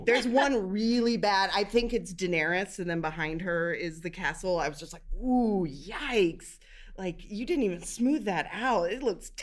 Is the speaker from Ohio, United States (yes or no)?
yes; Cincinnati, Ohio, United States; I'm from Cincinnati